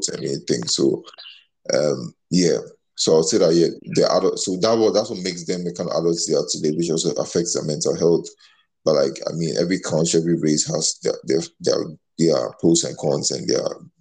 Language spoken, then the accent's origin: English; Ghana; moved away; growing up in Ghana.